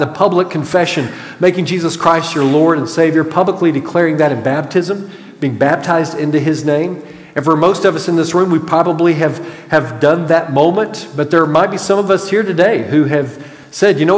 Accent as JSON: {"language": "English", "town": "Clarksville", "region": "Arkansas", "country": "United States", "tie": "born or raised there", "moved": "yes", "lives_now": "Grand Prairie, United States", "said": "growing up in Clarksville, Arkansas"}